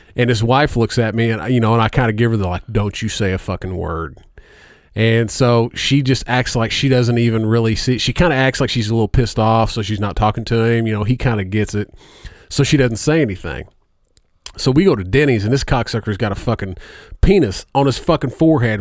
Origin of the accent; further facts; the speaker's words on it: Indiana, United States; I'm from Indiana